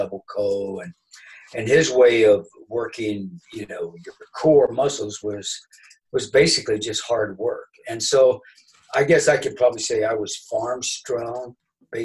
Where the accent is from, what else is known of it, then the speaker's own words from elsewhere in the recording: Southern Illinois, United States; I grew up in Southern Illinois in the United States, which was a farming